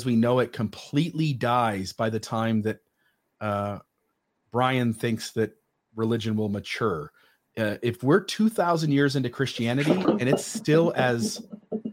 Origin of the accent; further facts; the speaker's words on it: United States; I'm an American